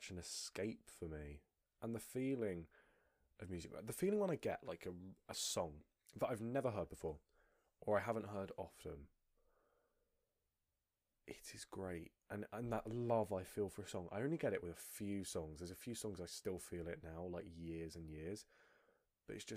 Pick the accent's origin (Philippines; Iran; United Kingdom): United Kingdom; I'm British.